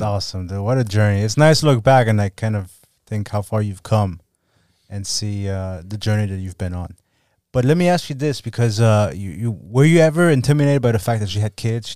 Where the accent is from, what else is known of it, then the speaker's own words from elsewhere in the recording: Germany; now in Miami, United States; I was born and raised in Germany. I have seven siblings